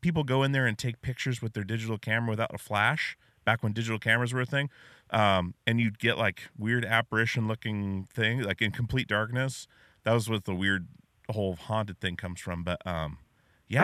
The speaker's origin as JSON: {"language": "English", "region": "Alaska", "country": "United States", "said": "I'm from Alaska"}